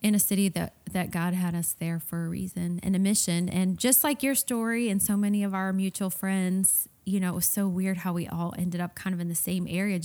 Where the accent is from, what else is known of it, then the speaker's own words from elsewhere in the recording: Cleveland, Ohio, United States; now in Senoia, United States; I'm from the Cleveland, Ohio area.